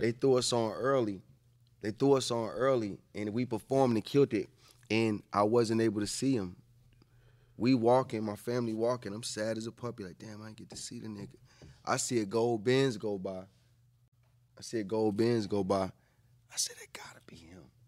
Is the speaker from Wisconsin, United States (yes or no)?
no; Atlanta, Georgia, United States; also born or lived in New York; I was born in New York, raised in Atlanta